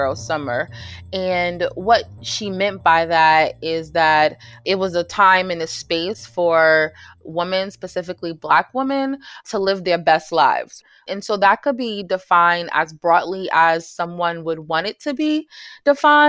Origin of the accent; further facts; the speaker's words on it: New York City, New York, United States; moved away as an adult; now in North Carolina, United States; I grew up in New York City, in Jamaica, Queens, New York, and came to North Carolina to pursue my master's degree